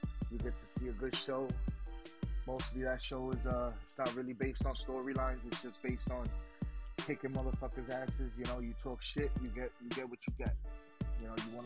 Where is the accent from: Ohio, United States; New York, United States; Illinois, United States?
New York, United States; New York City; we're from Brooklyn